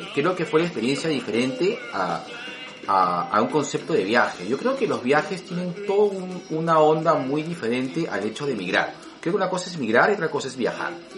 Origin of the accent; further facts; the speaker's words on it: Lima, Peru; como buen peruano, clase mediano